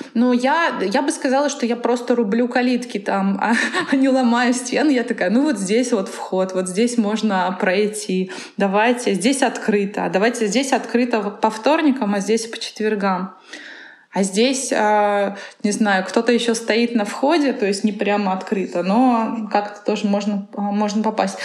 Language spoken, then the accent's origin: Russian; Kazan, Tatarstan, Russia; born or raised there; moved away as an adult; also born or lived in Moscow